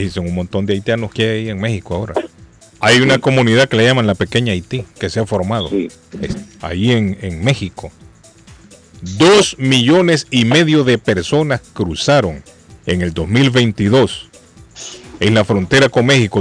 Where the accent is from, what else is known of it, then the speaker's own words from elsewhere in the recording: Honduras; now in Boston, United States; en mi país, en Honduras